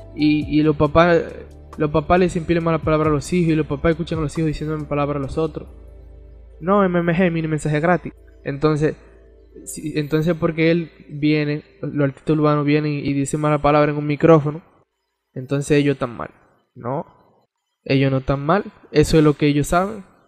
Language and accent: Spanish; Dominican Republic